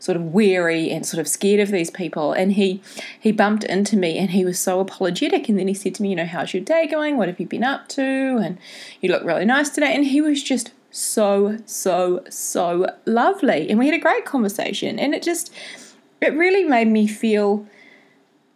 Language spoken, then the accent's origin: English; Tauranga, Bay of Plenty, New Zealand; my hometown